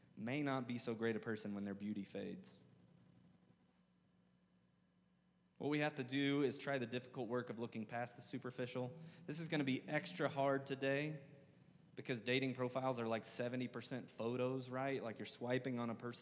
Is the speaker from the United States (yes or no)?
yes; the South, United States; I'm from the South. I say awe with like multiple syllables